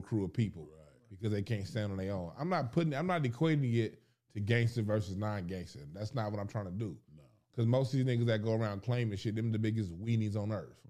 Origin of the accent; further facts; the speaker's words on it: Los Angeles, California, United States; I grew up in South Central LA, them churches